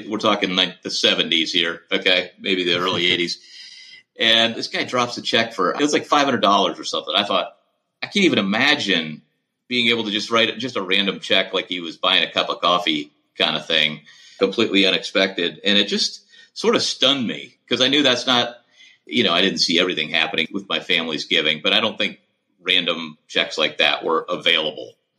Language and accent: English; St. Louis, Missouri, United States; I grew up mostly in St. Louis